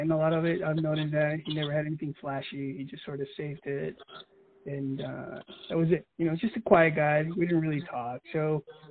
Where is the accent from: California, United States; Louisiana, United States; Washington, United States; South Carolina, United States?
California, United States; Mission Viejo; moved away as an adult; I'm from California, Mission Viejo. So like the Orange County area, Southern Cali